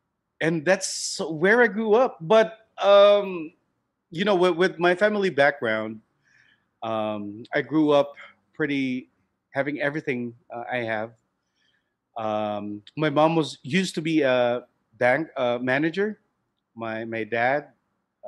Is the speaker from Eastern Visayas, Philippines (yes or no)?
no; Cebu City, Central Visayas, Philippines; I grew up in Cebu City. It's right in the southern part of the country